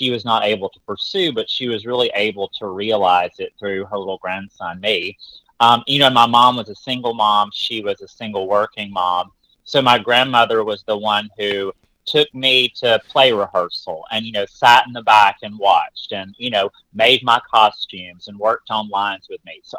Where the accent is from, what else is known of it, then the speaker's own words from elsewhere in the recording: Alabama, United States; So you know, I grew up um, my granny played the piano in church, and I always say that my first tour was the revival circuit in Alabama.